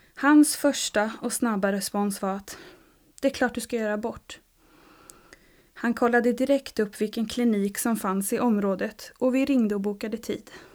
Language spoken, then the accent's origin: Swedish; Uppsala, Uppsala County, Sweden; also born or lived in Stockholm; now in Sävsjö, Sweden; Född och uppvuxen i Uppsala